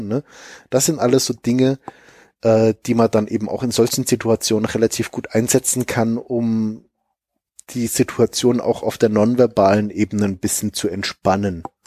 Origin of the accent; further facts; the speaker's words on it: Germany; wir als Deutsche